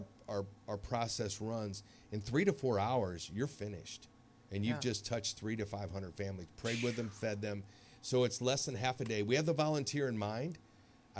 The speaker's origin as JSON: {"language": "English", "town": "St. Louis", "region": "Missouri", "country": "United States", "tie": "born or raised there", "said": "I've never done one in my hometown"}